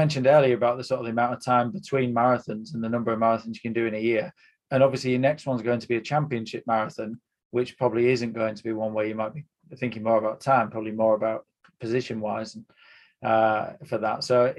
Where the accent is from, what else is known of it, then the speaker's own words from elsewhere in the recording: United Kingdom; It is as a spectator and as a British spectator to see us really, you know, with athletes that can be in the mix, particularly in championships as well.